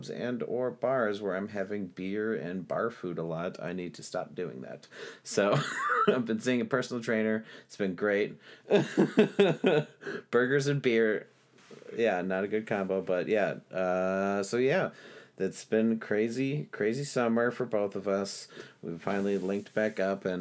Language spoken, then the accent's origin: English; Geneva, Illinois, United States; my hometown of Geneva